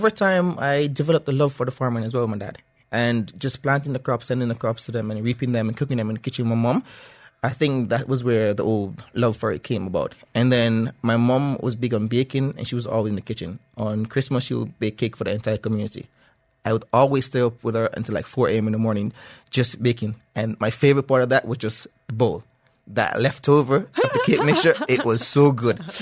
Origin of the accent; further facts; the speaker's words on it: Jamaica; Okay, so back home, I, I, I grew up eating most of the stuff that we grew on our farm.